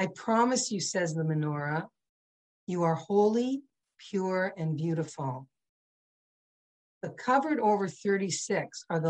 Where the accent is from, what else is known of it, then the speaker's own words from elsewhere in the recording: St. Catharines, Ontario, Canada; I grew up in St. Catharines, probably the only Jewish house on the street